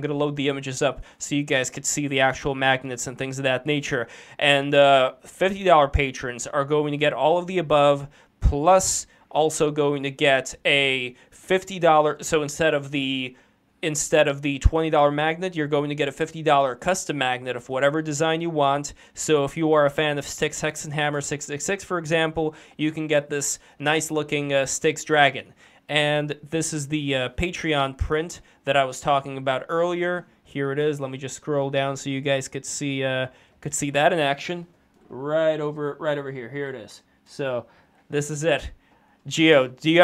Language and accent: English; New York City, New York, United States; growing up in Brooklyn, going to Catholic school